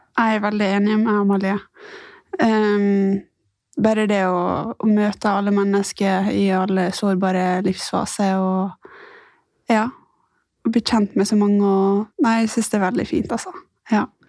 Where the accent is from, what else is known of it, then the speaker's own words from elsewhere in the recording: Ålesund, Møre og Romsdal, Norway; moved away as an adult; now in Oslo, Norway; Jeg er fra Ålesund. Eh, Flytta til Oslo i 2017